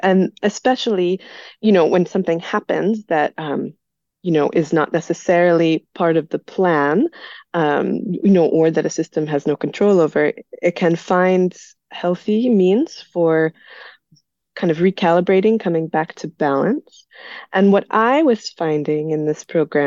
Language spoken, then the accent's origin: English; United States; moved away as an adult; also born or lived in Belgium; I'm originally from the United States